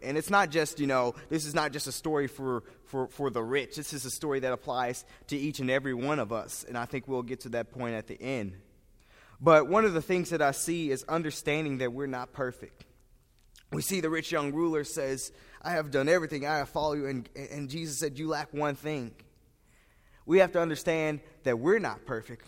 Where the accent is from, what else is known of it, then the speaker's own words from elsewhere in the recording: St. Louis, Missouri, United States; I am from St. Louis, Missouri